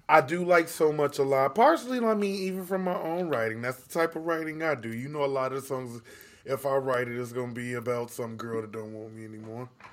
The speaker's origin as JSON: {"language": "English", "town": "Chicago", "region": "Illinois", "country": "United States", "said": "I'm just a kid from Chicago"}